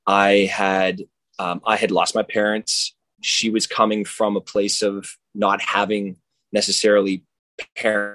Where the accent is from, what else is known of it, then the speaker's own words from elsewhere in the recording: Canada; I'm Canadian, and that's I'm a mutt from Canada